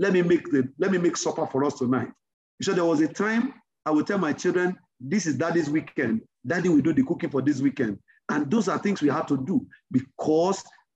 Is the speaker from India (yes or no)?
no; Yorubaland, Nigeria; My mom, we grew up in Yoruba land